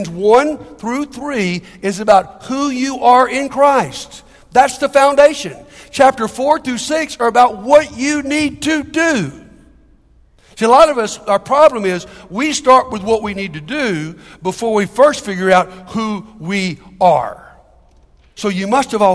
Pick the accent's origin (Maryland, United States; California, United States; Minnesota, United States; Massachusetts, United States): Maryland, United States; Capitol Heights; the church I grew up down in Capitol Heights